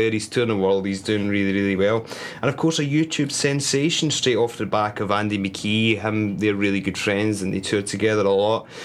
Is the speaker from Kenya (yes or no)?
no; Scotland, United Kingdom; now in United States; I'm from Scotland